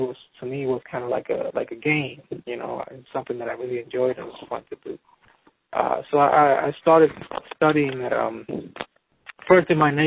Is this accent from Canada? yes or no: no; San Juan, Puerto Rico; moved away as an adult; also born or lived in Boston, United States; I grew up in San Juan, in a section of San Juan called Santurce